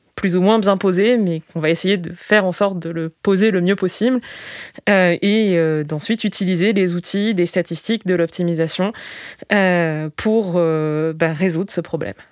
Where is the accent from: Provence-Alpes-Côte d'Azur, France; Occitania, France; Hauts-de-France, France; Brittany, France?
Provence-Alpes-Côte d'Azur, France; Digne-les-Bains; Alors j'ai grandi à Digne, Digne-les-Bains, la préfecture des Alpes de Haute-Provence